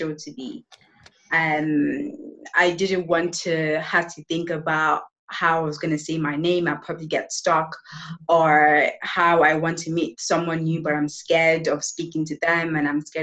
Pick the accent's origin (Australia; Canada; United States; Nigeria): Nigeria; also born or lived in United Kingdom; now in Spain; I am from Nigeria.